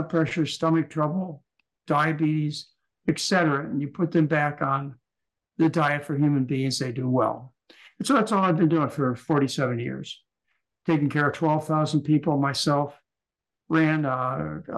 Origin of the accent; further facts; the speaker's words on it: Michigan, United States; moved away as an adult; also born or lived in Hawaii; I was raised in Michigan